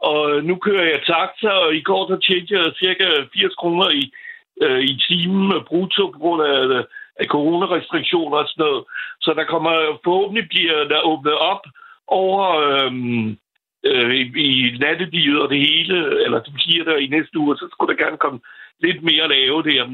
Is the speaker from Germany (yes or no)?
no; France; Danish is a second language; now in Copenhagen, Denmark; Nu er jeg franskmand